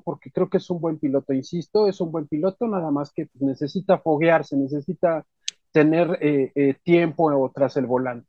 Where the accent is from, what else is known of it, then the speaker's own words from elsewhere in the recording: Mexico; así somos todos los mexicanos